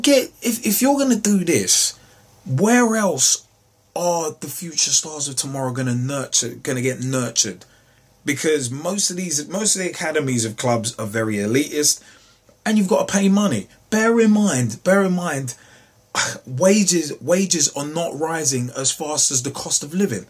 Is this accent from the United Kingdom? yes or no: yes; London, United Kingdom; also born or lived in Oxford; where I grew up in West London, it's a case of we used to play cricket on the street too